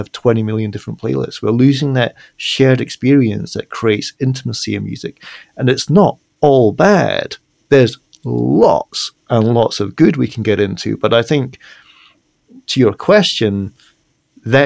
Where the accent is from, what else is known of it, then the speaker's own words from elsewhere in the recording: Edinburgh, Scotland, United Kingdom; my hometown of Edinburgh